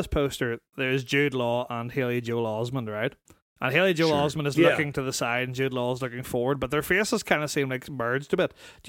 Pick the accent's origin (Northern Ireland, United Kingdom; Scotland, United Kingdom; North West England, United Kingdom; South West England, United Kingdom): Northern Ireland, United Kingdom; North Down; I'm from North Down.